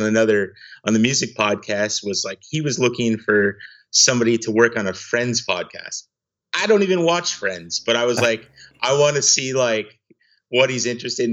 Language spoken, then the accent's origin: English; Granite Falls, Minnesota, United States; moved away as an adult; now in Seattle, United States; I am originally from Granite Falls, Minnesota, really small town in southwestern Minnesota